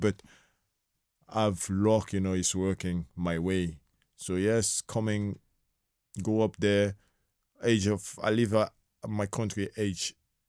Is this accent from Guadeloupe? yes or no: yes; Guadeloupe; English is a second language; now in France; Like, I grew up in Caribbean, in Guadeloupe, you know. Like, football is nothing, you know. We have couple lads come from the French national team, come from there, you know.